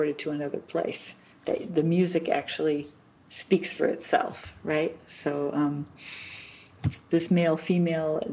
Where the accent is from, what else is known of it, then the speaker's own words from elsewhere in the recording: United States; moved away as an adult; now in Germany; I'm an American